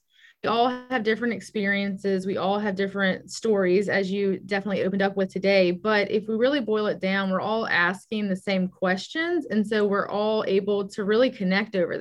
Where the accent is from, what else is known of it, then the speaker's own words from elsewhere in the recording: Baton Rouge, Louisiana, United States; I was born and raised in Baton Rouge